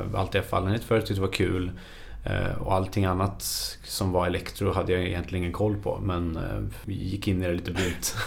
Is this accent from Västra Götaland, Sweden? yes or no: yes; Skövde, Västra Götaland, Sweden; jag är född och uppvuxen i Skövde